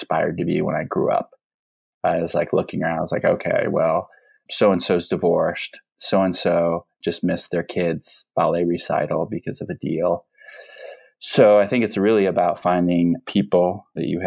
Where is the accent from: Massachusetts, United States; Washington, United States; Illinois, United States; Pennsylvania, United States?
Illinois, United States; Peoria; moved away; I grew up in Peoria, Illinois.